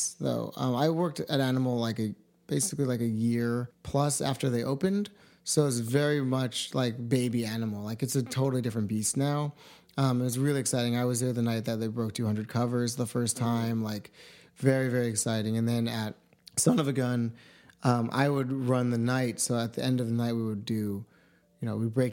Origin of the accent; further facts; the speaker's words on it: New York, United States; moved away as an adult; now in Los Angeles, United States; I'm from New York State